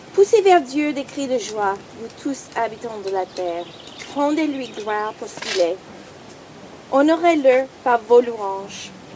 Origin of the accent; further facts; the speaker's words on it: United States; French is a second language; moved away; je suis américaine d'origine